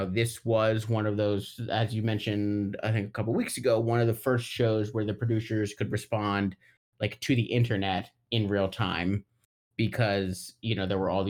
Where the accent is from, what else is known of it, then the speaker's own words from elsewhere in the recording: Northern Virginia, United States; Given that we're from Northern Virginia